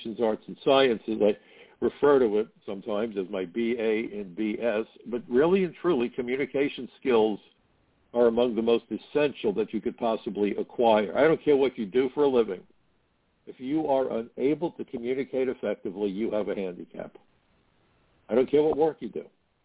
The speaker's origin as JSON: {"language": "English", "town": "New York City", "region": "New York", "country": "United States", "tie": "born or raised there", "said": "when I was growing up in Brooklyn"}